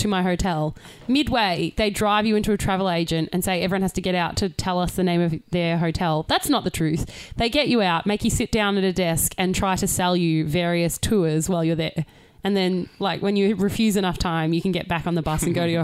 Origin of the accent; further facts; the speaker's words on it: Australia; as an Australian